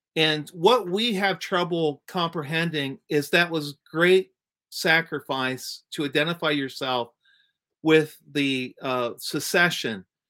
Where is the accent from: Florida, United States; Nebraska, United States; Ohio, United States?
Ohio, United States; East Central; I grew up in East Central Ohio